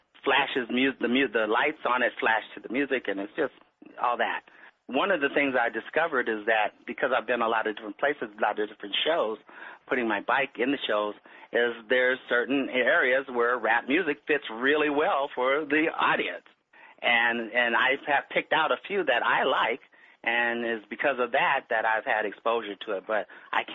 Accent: Los Angeles, California, United States; I was born in Los Angeles, California. I lived in the Miracle Mile District, which is just south of Hollywood

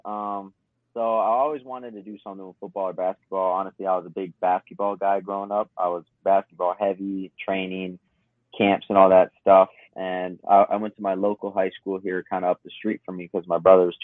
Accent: St. Paul, Minnesota, United States; Born and raised St. Paul, Minnesota.

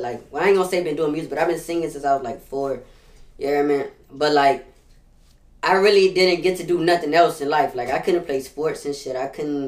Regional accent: Los Angeles, California, United States; also born or lived in Alabama; now in New Orleans, United States; Originally, I'm from L.A. So, Los Angeles, then I moved to Alabama, you hear me? And I've been living out here for the past 10 years in New Orleans, so I'm really from everywhere

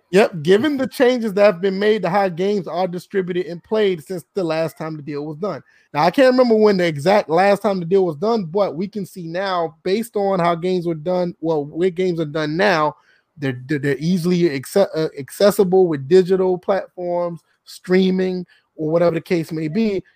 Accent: Georgia, United States; now in South Carolina, United States; I'm from Georgia, South Carolina

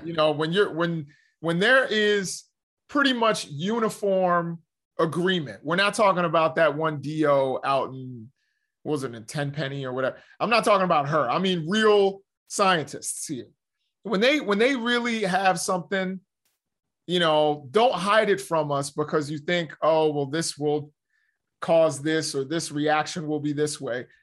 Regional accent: United States; we as the American people

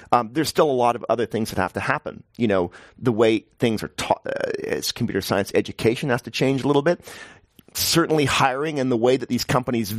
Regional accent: Canada; now in New York, United States; I'm Canadian

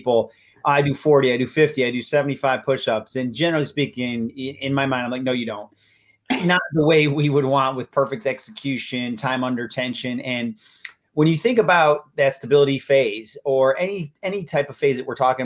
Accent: Buffalo, New York, United States; now in Florida, United States; I'm originally from Buffalo. Go Bills. Live in Florida, but I'm still from Buffalo.

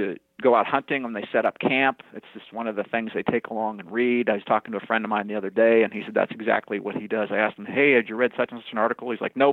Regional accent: New Orleans, Louisiana, United States; also born or lived in Wichita; Well, I was born in New Orleans, Louisiana.

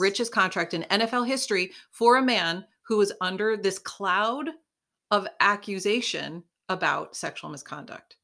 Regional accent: Buffalo, New York, United States; we are from Buffalo

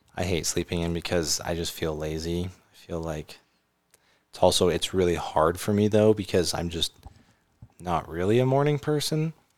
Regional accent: California, United States; now in Utah, United States; I grew up in California.

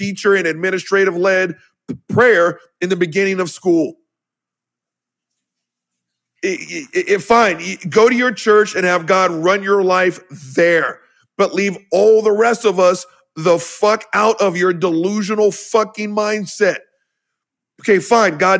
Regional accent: the South, United States

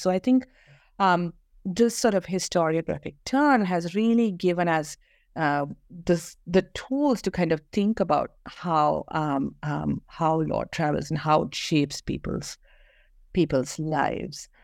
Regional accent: Kerala, India; moved away as an adult; also born or lived in Bangalore; I grew up in Kerala, um, went to school there, um, and moved, um, to Bangalore

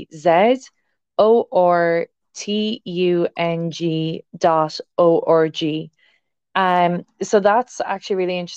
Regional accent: Ireland; growing up in Ireland, we have a lot of rain here without lightning

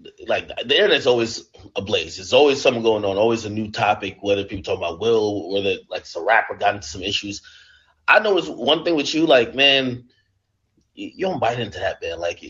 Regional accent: Jamaica; moved away; I was born in Jamaica

